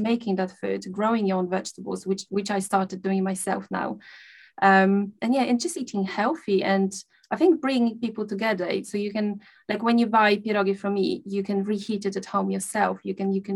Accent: Poland; moved away; I grew up in a small village in Poland. I come from Poland.

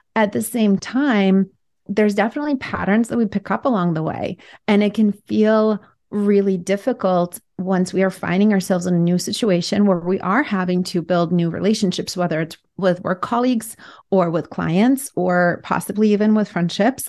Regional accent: Russia; now in United States; growing up in Russia at first, which was an oppressive kind of regime, and then coming to America

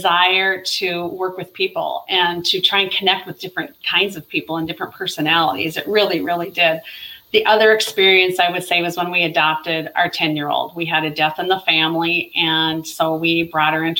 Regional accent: North Dakota, United States; I grew up in North Dakota, and my parents lived in a smaller town

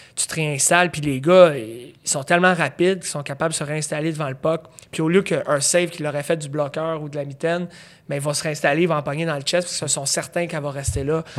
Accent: Laval, Quebec, Canada; Laval dans ma région

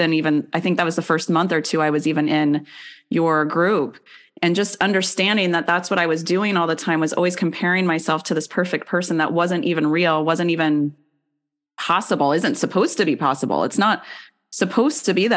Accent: Kansas, United States; moved away; coming back from Kansas, my hometown, and visiting my dad

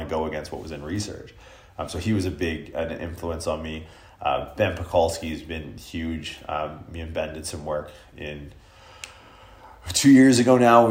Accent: Canada; being Canadian

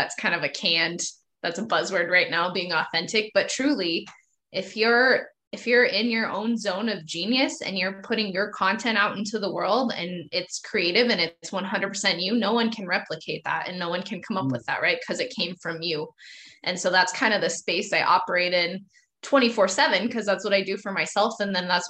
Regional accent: Montana, United States; I'm from Montana, still live in Montana. Very close-minded, conservative Christian culture here. I grew up in a Montana ranch family

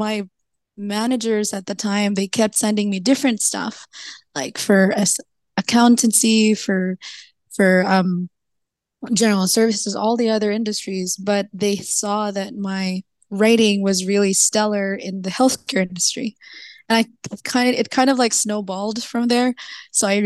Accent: Philippines; I'm from the Philippines.

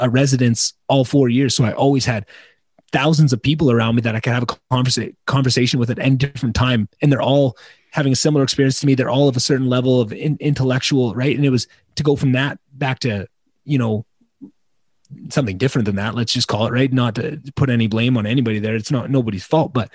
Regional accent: Slave Lake, Alberta, Canada; moved away; also born or lived in Edmonton, Alberta; I moved back to my hometown, Slave Lake, Alberta

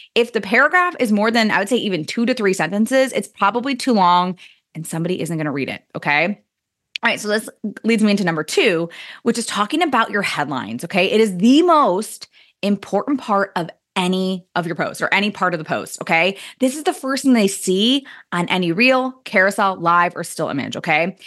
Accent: Indiana, United States; I swore I never moved back to my hometown in Indiana. And, well, here we are, guys, in Indiana

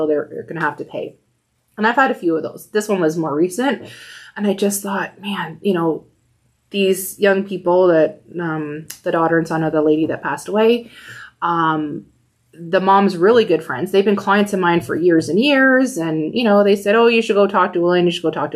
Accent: Windsor, Ontario, Canada; also born or lived in Calgary / Mississauga; So I was born in Calgary. But moved back to Windsor when I was about 2 years old.

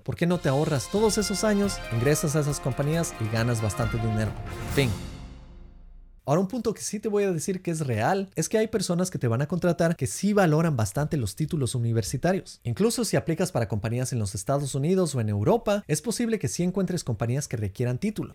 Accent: Ecuador; now in United States; en el Ecuador de donde yo soy

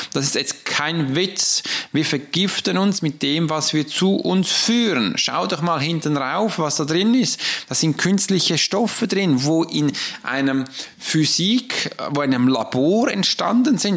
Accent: Switzerland; Weil ich hab's ja gelernt als Schweizer, dass wir am Morgen Brot essen.

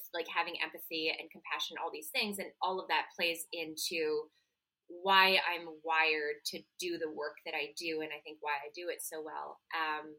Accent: Montreal, Quebec, Canada; moved away as an adult; now in New York City, United States; Originally I'm from Montreal, Canada. I live in New York City. I've been here since 2018.

